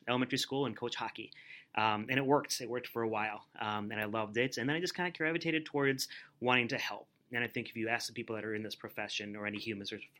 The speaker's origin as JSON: {"language": "English", "town": "Rosemount", "region": "Minnesota", "country": "United States", "tie": "born or raised there", "said": "I'm a lifelong Rosemount resident. I grew up in Rosemount, went to Rosemount High School"}